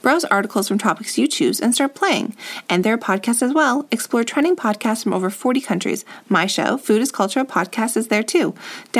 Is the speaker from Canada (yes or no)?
yes; Toronto, Ontario, Canada; when we were kids growing up, it was so rare to be Torontonian, like born and raised in Toronto, which is its own little culture